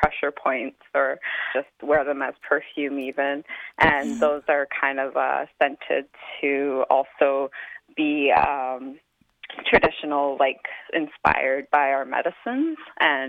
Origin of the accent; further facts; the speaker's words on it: Kainai, Alberta, Canada; moved away as an adult; now in Calgary, Canada; I'm Blackfoot and Cree, and I grew up in Kainai for majority of my life before moving to Calgary for school.